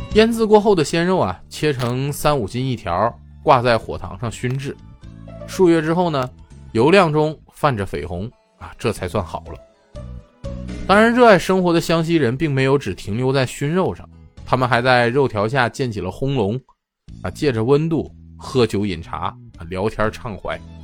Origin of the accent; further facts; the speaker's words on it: northern China, China; now in Chongqing, China; 作为北方人的…呢，来到重庆这也有十来年了